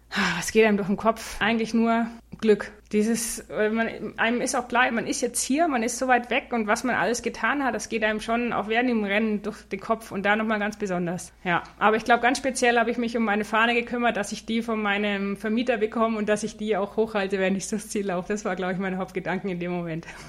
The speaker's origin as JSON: {"language": "German", "town": "Neuburg an der Donau", "region": "Bavaria", "country": "Germany", "tie": "born or raised there", "said": "ich bin aufgewachsen in Neuburg an der Donau"}